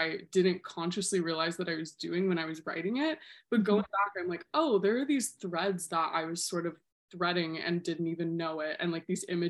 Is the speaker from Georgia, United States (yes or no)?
no; Tallahassee, Florida, United States; moved away as an adult; also born or lived in West Palm Beach / Gainesville; now in New York, United States; I was born in West Palm Beach, but I grew up in Tallahassee